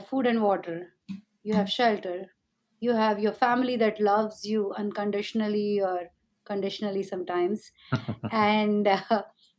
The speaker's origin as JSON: {"language": "English", "country": "India", "tie": "born or raised there", "said": "growing up in India, things were so competitive"}